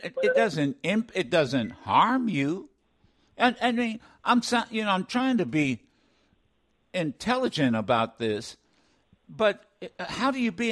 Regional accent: Ohio, United States; accent: Ohio; my Ohio accent

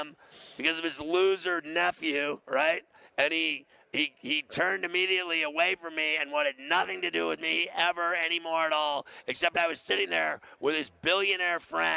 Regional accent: Pittsburgh, Pennsylvania, United States; I'm from Pittsburgh. I started my career in Pittsburgh

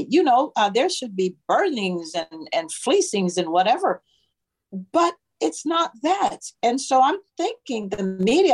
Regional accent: Jamaica; now in Virginia, United States; I was raised in Jamaica in part

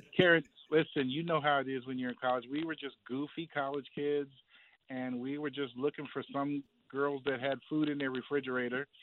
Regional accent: Maryland, United States; moved away as an adult; now in Alabama, United States; I'm from Maryland, but I'm in Alabama working

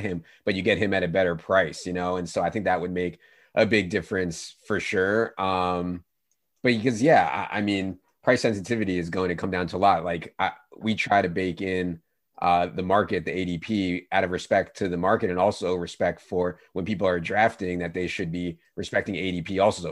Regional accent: Virginia, United States; I grew up in Virginia

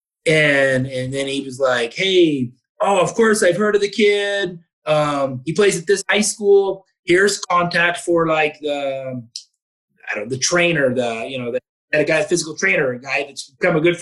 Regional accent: outside of Portland, Oregon, United States; now in Spokane, United States; I grew up 45 minutes outside of Portland

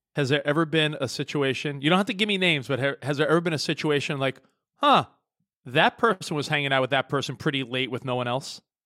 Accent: New York, United States; now in Los Angeles, United States; I grew up in New York and I live in L

